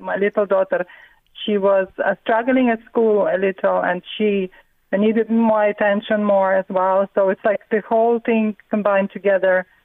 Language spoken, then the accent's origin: English; Riga, Latvia; now in Mornington, Australia; my early childhood in a beautiful city, you know, Riga. I'm from Riga originally in Latvia